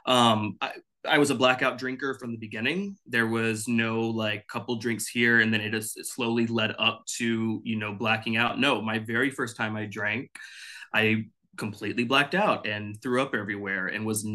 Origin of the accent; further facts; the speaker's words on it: Dallas, Texas, United States; now in Los Angeles, United States; I'm originally from Texas, Dallas specifically, but I live in Los Angeles now.